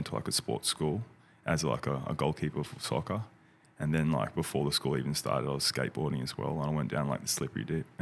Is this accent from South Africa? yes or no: no; Gold Coast, Queensland, Australia; moved away as an adult; also born or lived in Brisbane, Australia / Thailand; now in Mexico; I was born in Australia. I'm Australian. I was born in Brisbane. And then I moved up to the Gold Coast, which is only like an hour and a half away on the coastline.